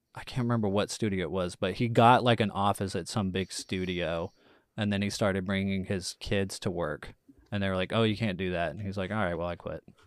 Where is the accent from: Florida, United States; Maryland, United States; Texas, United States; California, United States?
Texas, United States; I'm from Texas